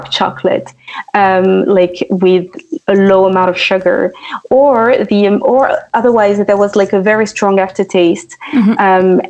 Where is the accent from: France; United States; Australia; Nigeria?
France; moved away; also born or lived in London; initially I was born and raised in France